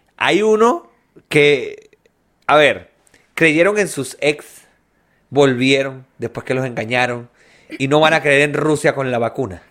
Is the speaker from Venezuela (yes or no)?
yes; Venezuela; now in Chile; Yo era el único venezolano en el hotel